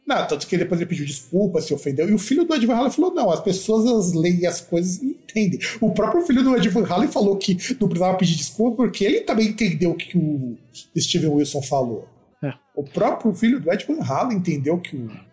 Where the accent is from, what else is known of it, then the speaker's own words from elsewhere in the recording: Brazil; escutar música brasileira faz parte da nossa formação como brasileiro